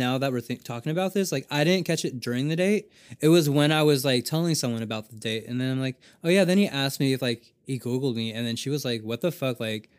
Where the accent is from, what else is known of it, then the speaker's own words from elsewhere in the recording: Japan; I grew up in Japan. I don't know.